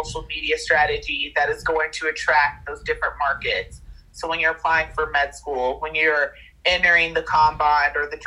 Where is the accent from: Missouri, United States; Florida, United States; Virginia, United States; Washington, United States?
Missouri, United States; Kansas City; I was born in Kansas City, like have ties to the Chiefs